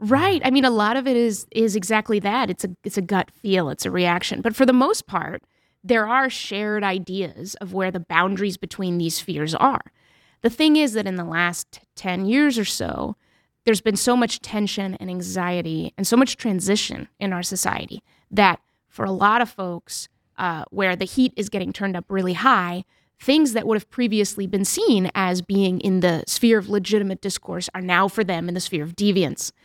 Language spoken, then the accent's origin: English; New Hampshire, United States; also born or lived in Mexico; I grew up in New Hampshire for the most part, and we spoke Spanish as a family